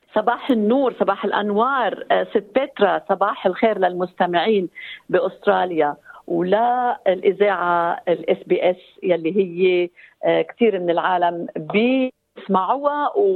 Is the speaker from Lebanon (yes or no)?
yes; Lebanon; now in New Zealand; وجودنا كلبنانيين هون